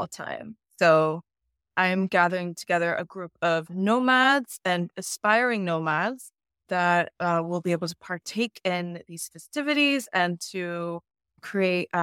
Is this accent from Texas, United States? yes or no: yes; San Antonio, Texas, United States; moved away; I am actually home for a little bit in San Antonio, Texas.